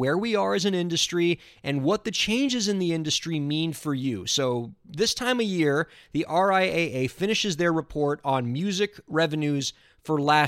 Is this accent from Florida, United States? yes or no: yes; Miami, Florida, United States; born or raised there